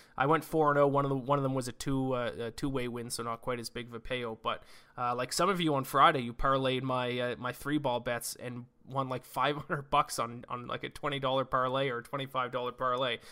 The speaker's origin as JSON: {"language": "English", "country": "Canada", "said": "we are Canadian"}